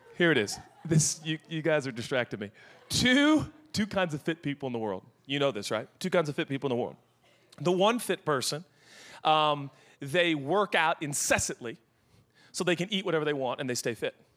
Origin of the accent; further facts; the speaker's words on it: Seattle, Washington, United States; I'm from Seattle